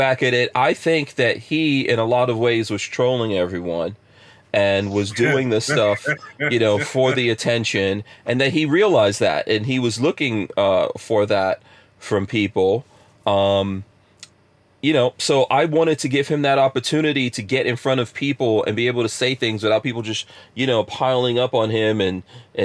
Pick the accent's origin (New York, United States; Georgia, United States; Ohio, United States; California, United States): New York, United States; New York City; moved away; also born or lived in Florida; I grew up in a place called Far Rockaway in New York, which was pretty hood in the 80s when I grew up there.